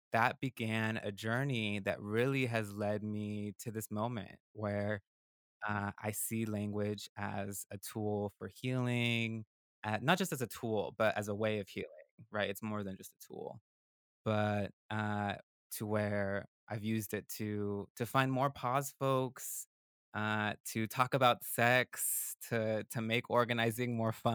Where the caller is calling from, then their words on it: Durham, North Carolina, United States; And I'm calling from the South, and Durham, North Carolina.